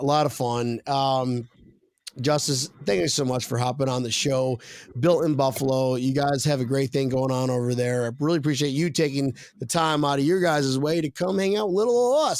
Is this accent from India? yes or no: no; United Kingdom; I'm not from here, mate. I'm from Great Britain.